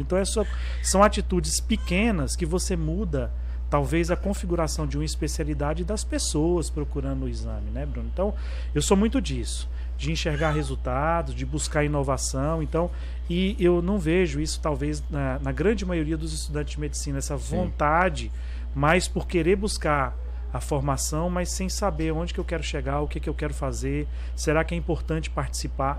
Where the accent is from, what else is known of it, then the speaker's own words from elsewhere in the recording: Palmas, Tocantins, Brazil; also born or lived in Goiânia, Goiás; Sou natural de Goiânia, mas estou aqui no Tocantins desde antes da criação